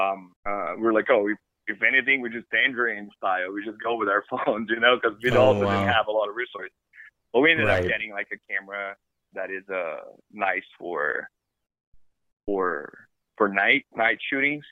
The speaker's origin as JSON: {"language": "English", "country": "Brazil", "tie": "born or raised there", "also_born_or_lived": "Ireland", "moved": "yes", "lives_now": "Los Angeles, United States", "said": "I was born and raised in Brazil, and I came to study film in America."}